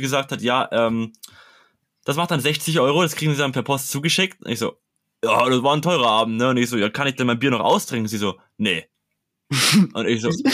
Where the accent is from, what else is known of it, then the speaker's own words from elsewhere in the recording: Bavaria, Germany; ich komme aus Bayern